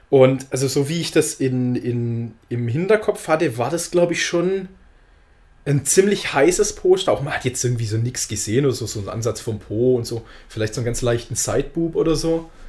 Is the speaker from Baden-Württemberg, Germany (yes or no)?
yes; Baden-Württemberg, Germany; ich bin in der Gegend von Stuttgart aufgewachsen